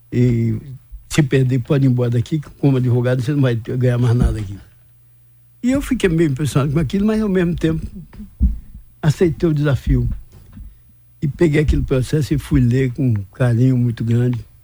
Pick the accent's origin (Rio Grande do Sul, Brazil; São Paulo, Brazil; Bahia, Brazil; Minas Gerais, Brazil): Bahia, Brazil; Vitória da Conquista; also born or lived in Anagé / Salvador; eu nasci em Anagé, que era um distrito de conquista naquela época. E sou muito grato de, de ser baiano e de ser conquistante